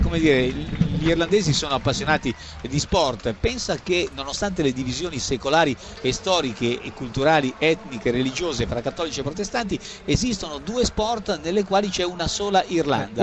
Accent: Liguria, Italy; sono ligure

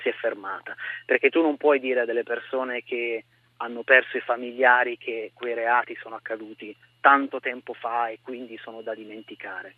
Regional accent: Monferrato, near Casale Monferrato, Piedmont, Italy; also born or lived in Turin; Sono nato a Torino, per la precisione, per rendere omaggio a questa città che amo, ma sono cresciuto nel Monferrato, a pochi chilometri via Casale

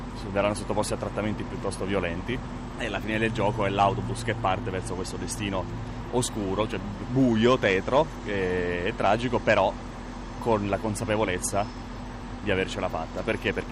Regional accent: Lombardy, Italy; vengo dalla provincia di Bergamo.

